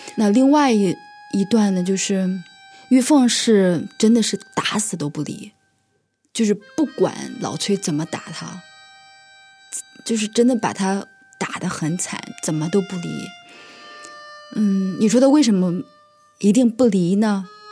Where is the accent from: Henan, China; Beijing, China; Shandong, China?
Henan, China; 今年三十四岁，我在河南的一个农村长大